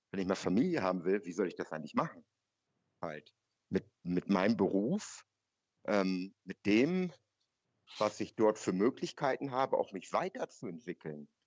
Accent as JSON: {"language": "German", "region": "North Germany", "country": "Germany", "said": "Äh, und ich komme dort aus Norddeutschland."}